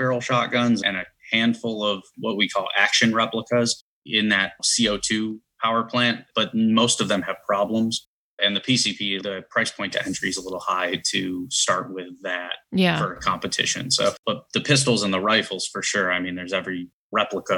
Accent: Chicago, Illinois, United States; moved away as an adult; now in Cleveland, United States; I grew up in Chicago

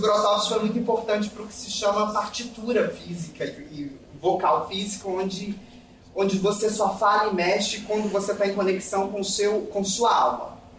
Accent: Brazil; also born or lived in United Kingdom / Poland; como brasileiros

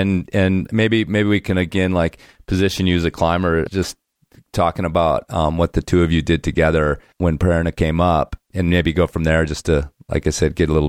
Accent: Midwest, United States; As a Midwesterner myself.

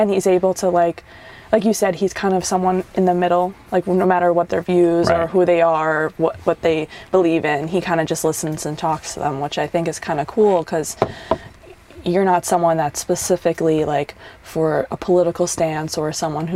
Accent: New York, United States; I am from New York. I was born and raised in New York.

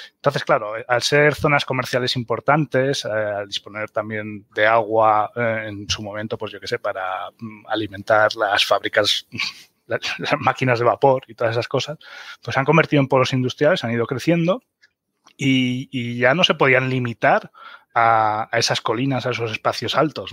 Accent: Mallorca, Balearic Islands, Spain; moved away as an adult; also born or lived in Germany; now in Sierra de Segura, Spain; soy alemán de Mallorca

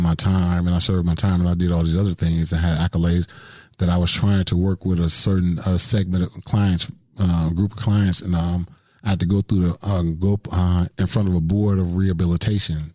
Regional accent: Milwaukee, Wisconsin, United States; born or raised there

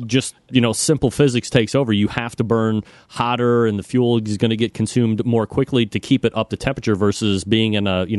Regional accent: Cleveland, Ohio, United States; I'm from Cleveland

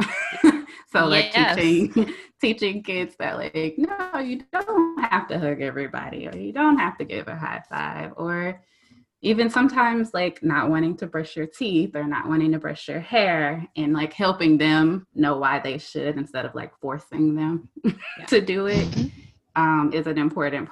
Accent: South Georgia, United States; I'm from South Georgia, so we know sometimes like Southern roots

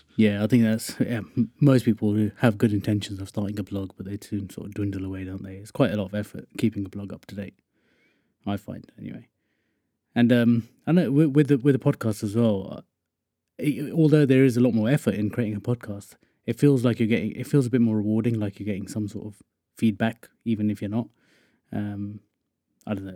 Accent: Wokingham, South East England, United Kingdom; I'm from Wokingham, which is just sort of west of London.

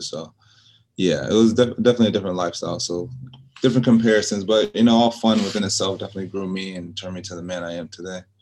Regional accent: New York, United States; moved away; also born or lived in Charlotte, North Carolina; I was born in New York

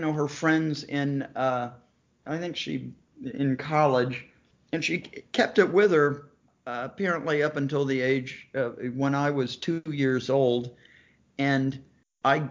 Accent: Savannah, Georgia, United States; I grew up in Savannah, Georgia

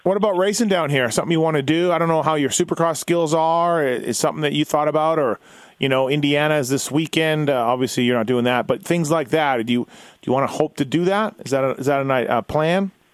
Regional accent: Manitoba, Canada; I'm from Manitoba

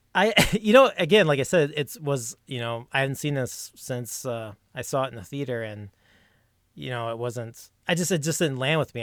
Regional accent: Minneapolis, Minnesota, United States; Minnesota. I'm out of Minneapolis

